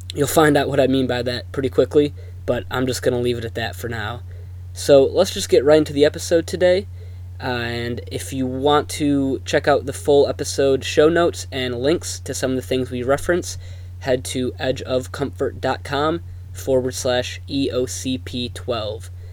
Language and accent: English; Chicago, Illinois, United States; I'm from Chicago